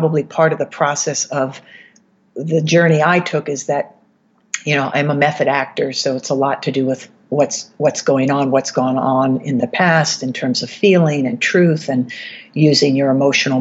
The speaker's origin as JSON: {"language": "English", "region": "East Coast", "country": "United States", "also_born_or_lived": "New York City, United States / Los Angeles, United States", "moved": "as an adult", "said": "I'm from the East Coast"}